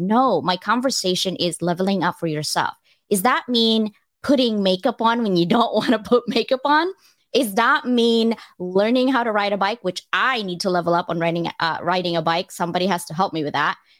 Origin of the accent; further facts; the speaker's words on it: Philippines; moved away; I was born in the Philippines